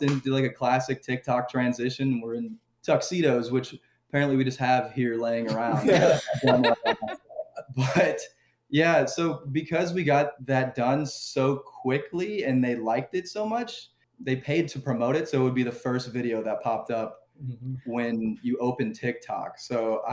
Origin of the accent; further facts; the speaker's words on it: Louisville, Kentucky, United States; We're from Louisville, Kentucky